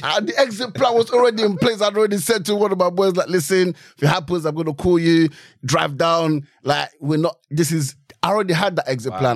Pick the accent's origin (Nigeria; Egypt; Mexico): Nigeria; now in United Kingdom; I grew up in Nigeria